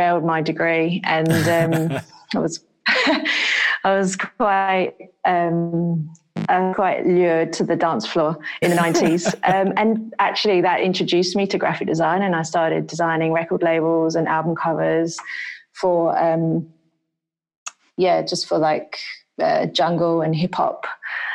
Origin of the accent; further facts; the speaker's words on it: London, United Kingdom; moved away; I grew up in London